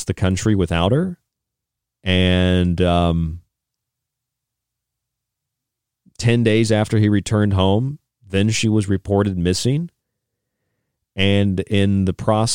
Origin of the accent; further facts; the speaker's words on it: Florida, United States; I grew up in Florida